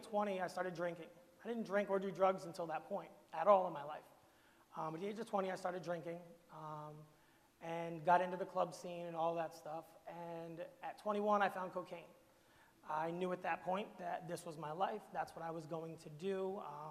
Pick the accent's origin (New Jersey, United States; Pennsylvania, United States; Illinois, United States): New Jersey, United States; Camden; I'm from Camden, New Jersey